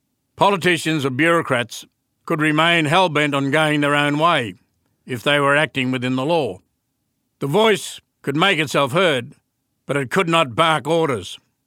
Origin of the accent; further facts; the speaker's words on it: Western Australia, Australia; I'm a Yaru Bunnaga man, a long way from my home country, in the land of the Noongar.